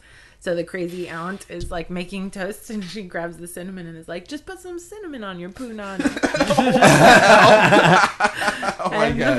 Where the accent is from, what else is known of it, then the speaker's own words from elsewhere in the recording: Omaha, Nebraska, United States; moved away; I am from Omaha, Nebraska originally.